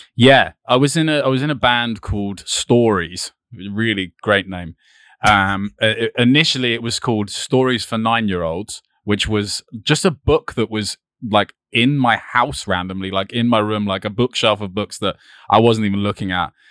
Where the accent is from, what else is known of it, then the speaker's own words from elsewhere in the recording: East Preston, South East England, United Kingdom; also born or lived in Brighton; I was born just a little bit out of Brighton, so I'm, like, thirty minutes away from here, like, near, eh, next to this place called East Preston and Rustington, which is, like, a really small village